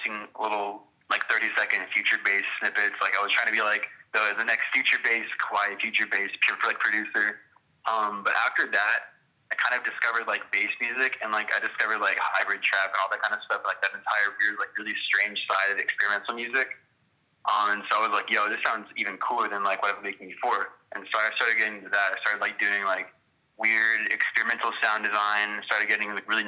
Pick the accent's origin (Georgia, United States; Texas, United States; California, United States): Texas, United States; Fort Worth; I'm from Fort Worth, Texas